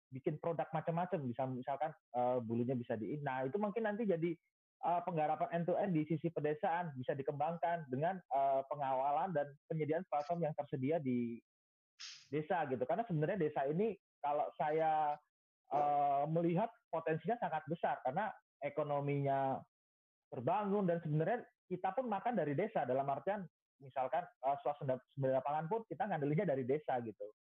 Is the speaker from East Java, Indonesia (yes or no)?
no; Special Region of Yogyakarta, Indonesia; kebetulan kalau saya dari Jogja banyaknya candi ya